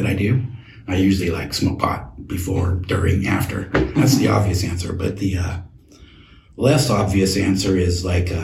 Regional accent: Tacoma, Washington, United States; also born or lived in Oregon; I'm from Tacoma. We moved up here from Oregon in, like, 1976

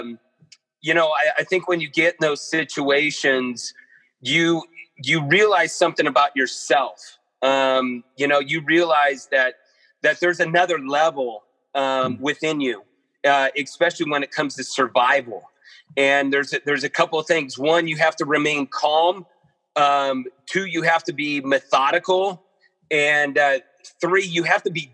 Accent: Modesto, California, United States; also born or lived in Chico, California / Mammoth Lakes, California / Portland; I grew up in Modesto, California, Northern California.

